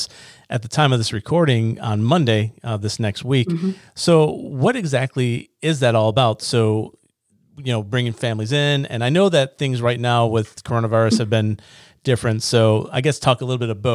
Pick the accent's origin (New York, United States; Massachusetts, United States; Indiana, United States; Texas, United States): New York, United States; Niagara Falls; moved away; I'm from Niagara Falls